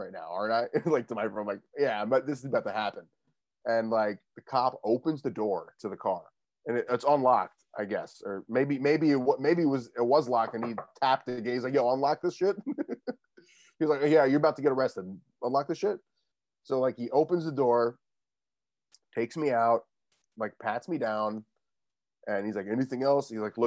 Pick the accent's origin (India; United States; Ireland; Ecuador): United States; Westchester, New York; I grew up in Westchester. It's where I am right now, like 45-minute train ride away from the city